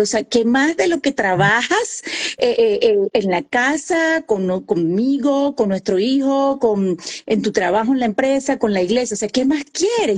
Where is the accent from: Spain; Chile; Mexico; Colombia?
Colombia; Santa Marta, Magdalena; accent: costeña; first language Spanish; moved away as an adult; now in Indiana, United States; Dios me puso que naciera en Santa Marta, Colombia, la tierra de …, ahí cerquita Barranquilla, de donde es …. Entonces soy colombiana, soy de la costa atlántica y muy honrada de ser costeña